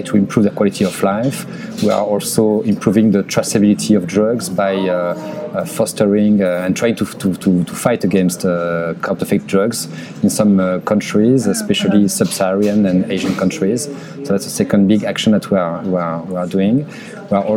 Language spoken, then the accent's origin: English; France; accent: French; English is a second language; moved away as an adult; also born or lived in Canada / Los Angeles, United States; now in United States; I was raised and born in France, as you can hear, and with my accent